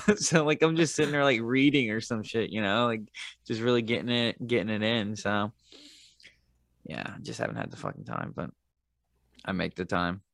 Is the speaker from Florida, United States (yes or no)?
yes; Tampa, Florida, United States; I grew, I grew up with him in Tampa